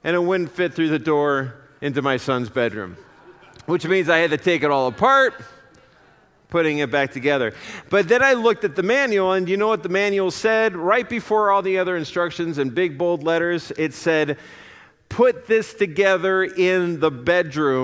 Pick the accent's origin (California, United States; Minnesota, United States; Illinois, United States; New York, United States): Minnesota, United States; Apple Valley; moved away as an adult; also born or lived in Indiana; I grew up in the Twin Cities in Apple Valley